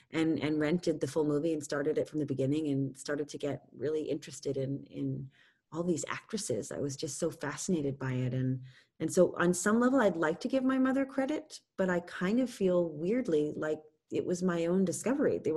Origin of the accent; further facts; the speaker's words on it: New York, United States; also born or lived in Tampa, Florida; I was born in Tampa, Florida, owning New York as you know, saying I'm a child of of the city. But the truth of the matter is, I was there since I was five years old